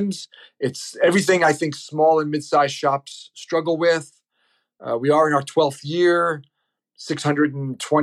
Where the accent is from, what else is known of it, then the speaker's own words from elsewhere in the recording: New York City, New York, United States; I'm from New York City